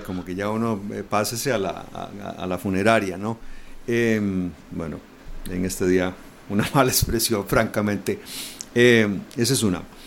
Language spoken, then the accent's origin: Spanish; Costa Rica; como costarricense